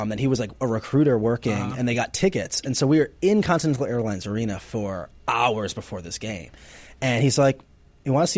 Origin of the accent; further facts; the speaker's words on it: New Jersey, United States; moved away; also born or lived in Cleveland, Ohio; I grew up in Jersey before I moved to Cleveland